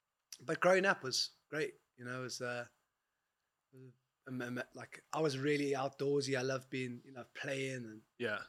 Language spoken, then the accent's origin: English; Johannesburg, Gauteng, South Africa; born or raised there